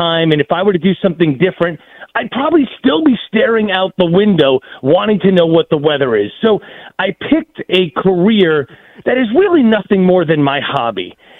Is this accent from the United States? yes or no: yes; Long Island, New York, United States; moved away as an adult; also born or lived in Albany, New York / Utica, New York; I grew up in Long Island, okay, and at age 5, I witnessed my first blizzard